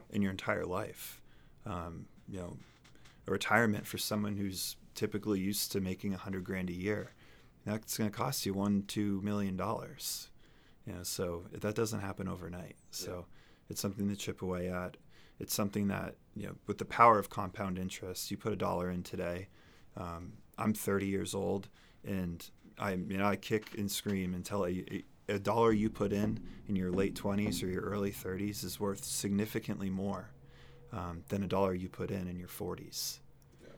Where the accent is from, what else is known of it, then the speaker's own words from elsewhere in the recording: Amherst, New Hampshire, United States; moved away as an adult; also born or lived in South Carolina / Colorado / Singapore; I grew up here in New Hampshire in Amherst